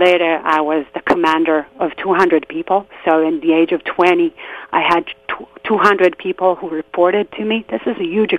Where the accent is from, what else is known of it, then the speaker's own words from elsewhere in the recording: just outside of Tel Aviv, Tel Aviv District, Israel; I grew up in Israel in a small neighborhood just outside of Tel Aviv, a place where everyone knew everyone, and I grew up with people who are still my best friends till this very day.